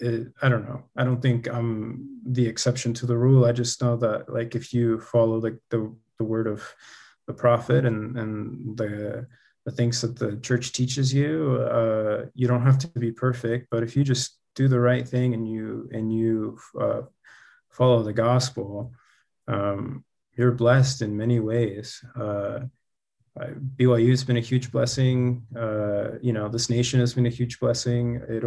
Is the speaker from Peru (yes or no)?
yes; Peru; born there; Funny enough, I was born in Peru, so I actually found the church in Peru with my family, my entire family.